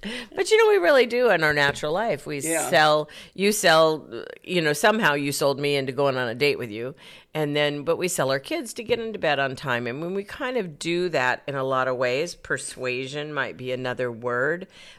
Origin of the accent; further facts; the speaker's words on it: Arizona, United States; Southern route goes back into my roots where I was raised in Arizona, and I wouldn't recognize the state now.